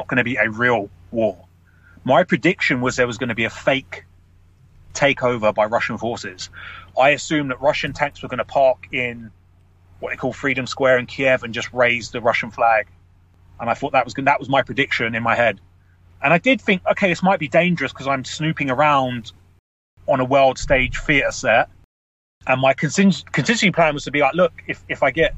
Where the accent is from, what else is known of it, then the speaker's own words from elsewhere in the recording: London, United Kingdom; I grew up in London